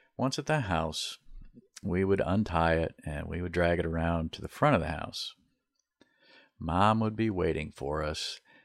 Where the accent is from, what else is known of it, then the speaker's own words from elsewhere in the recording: Beaver Island, Michigan, United States; growing up on Beaver Island